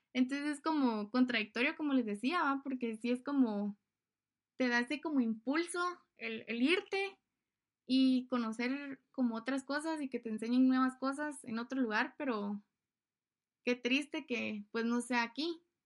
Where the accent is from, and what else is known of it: Guatemala